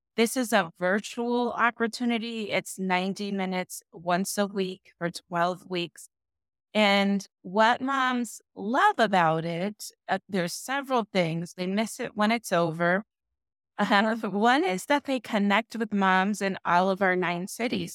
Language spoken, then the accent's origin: English; Southern California, United States; moved away as an adult; now in Las Vegas, United States; I'm originally from California, from Sou-, Southern California